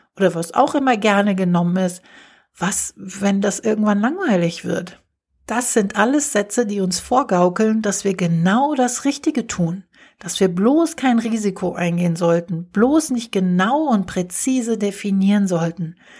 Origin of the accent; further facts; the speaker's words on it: Germany; hier bei uns in Deutschland